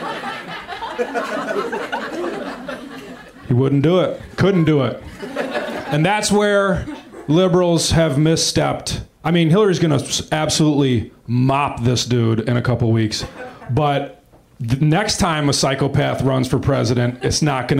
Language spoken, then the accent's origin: English; Wisconsin, United States; now in Los Angeles, United States; I am from Wisconsin